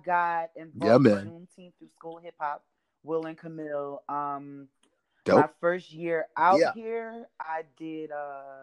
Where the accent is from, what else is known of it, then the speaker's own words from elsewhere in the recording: Philadelphia, Pennsylvania, United States; moved away; I'm from Philly